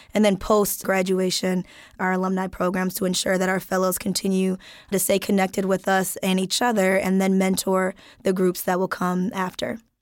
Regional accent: Wisconsin, United States; I'm from Wisconsin

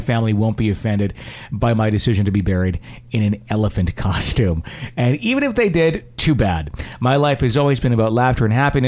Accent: Fond du Lac, Wisconsin, United States; I grew up in Wisconsin. I grew up in a town called Fond du Lac, Wisconsin

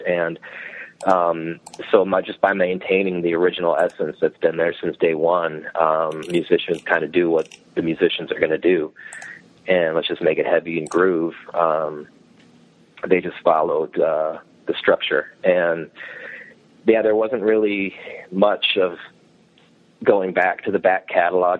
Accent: Strongsville, Ohio, United States; also born or lived in Brunswick, Ohio; I grew up in Strongsville, went went to high school there, and then uh, I live now in a town called Brunswick, which is like ten minutes south

